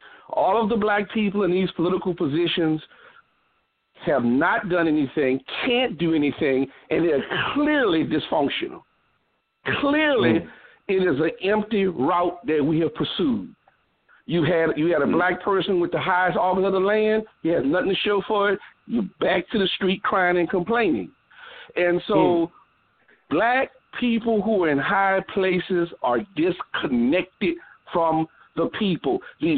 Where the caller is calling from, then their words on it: New Orleans, Louisiana, United States; I'm calling from New Orleans